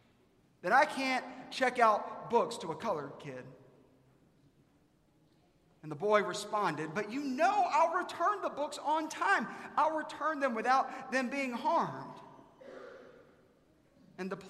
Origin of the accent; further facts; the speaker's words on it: South Carolina, United States; now in Dallas, United States; I'm from South Carolina